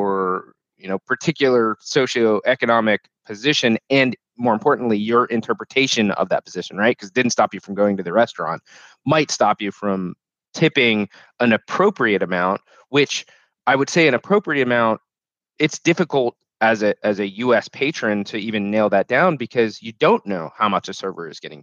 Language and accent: English; United States; knew you were American, which, let's be fair, we stood out like a sore thumb